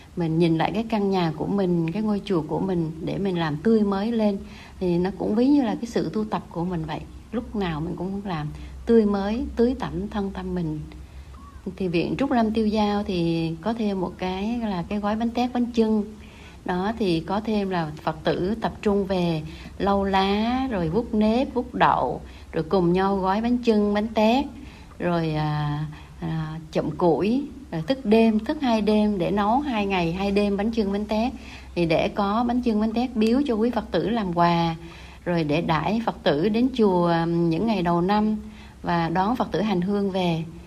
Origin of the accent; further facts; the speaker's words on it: Vietnam; now in Melbourne, Australia; nhớ đến những ngày mình còn sống ở quê hương nhưng mà tại cái quê hương thứ hai nơi mình đang sống